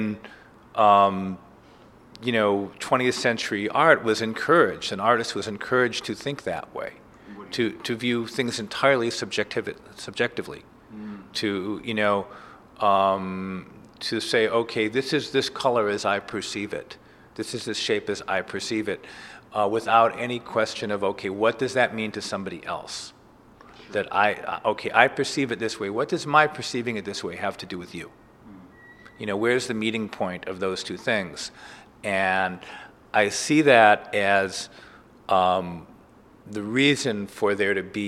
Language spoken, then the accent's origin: English; Cleveland, Ohio, United States; now in New York, United States; When I first came to New York, I grew up in Cleveland.